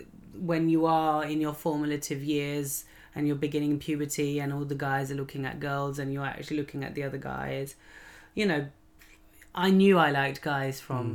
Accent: Lahore, Punjab, Pakistan; I mean, I am a Lahori if I'm from Lahore

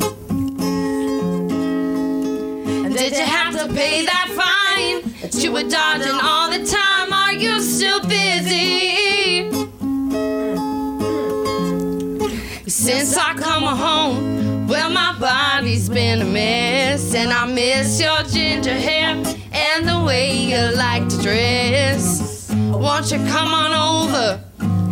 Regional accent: Georgia, United States; also born or lived in New York; I was born in New York, but since I was like 2 years old, we moved to Georgia

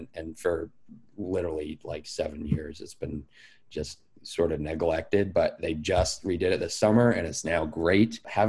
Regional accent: Presque Isle, Maine, United States; I grew up in Presque Isle. I went to Presque Isle High School, graduated there in 2012.

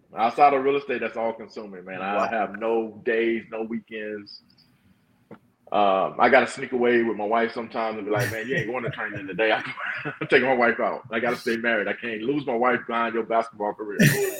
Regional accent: Fayetteville, North Carolina, United States; now in Texas, United States; Fayetteville, North Carolina. I'm from

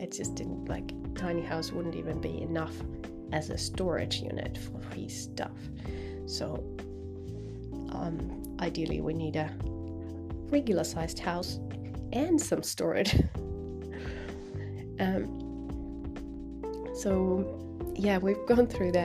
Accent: Finland; now in New Zealand; I'm from Finland, where everyone's salaries are like published in the newspaper

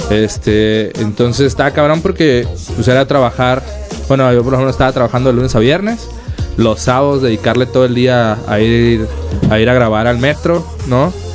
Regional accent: Ciudad Obregón, Sonora, Mexico; now in Mexico City, Mexico; yo soy de Obregón, Sonora

